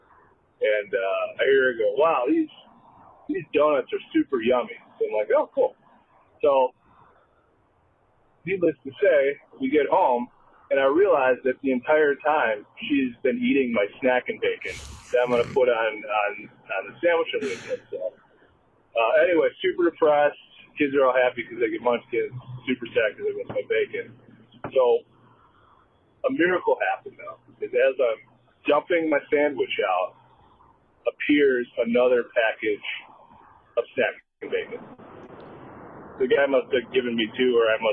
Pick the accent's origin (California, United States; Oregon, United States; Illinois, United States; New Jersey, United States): Illinois, United States; Naperville; now in Annapolis, United States; I'm from Annapolis, Maryland. Originally from Naperville, though